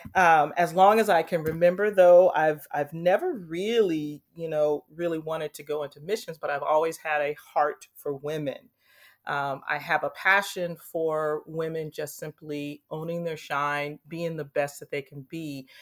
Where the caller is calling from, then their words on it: Anaheim, California, United States; I'm calling in from Anaheim, California. I currently live in Anaheim, um, haven't been here too long.